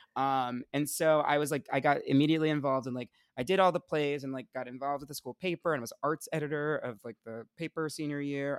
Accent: Essex County, New Jersey, United States; I'm from, uh, Essex County

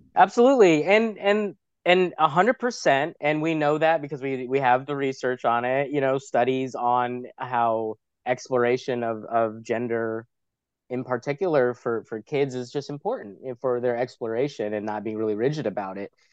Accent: New York City, New York, United States; I'm from New York City

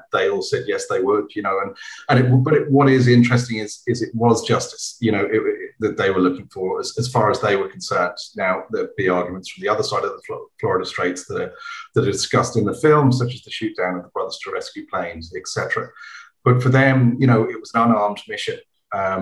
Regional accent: England, United Kingdom; I'm English

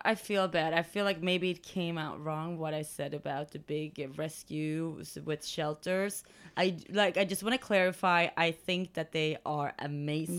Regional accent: Sweden; moved away; I'm from Sweden

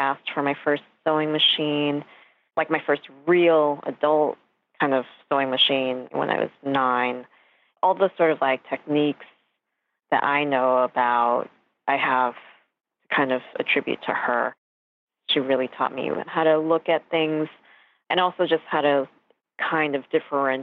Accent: New York City, New York, United States; also born or lived in Westchester, New York; I was born in New York on Queens Boulevard at St. John's Hospital

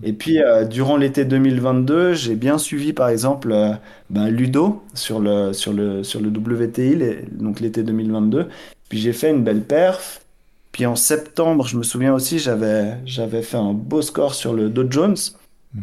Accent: Switzerland; j'ai grandi en Suisse, j'adore ce pays

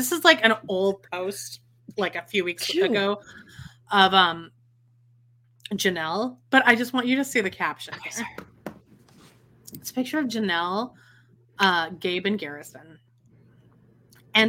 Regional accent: Canada; now in Calgary, Canada

